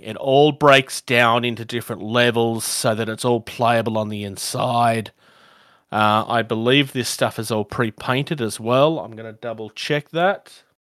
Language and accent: English; Australia; I'm from Australia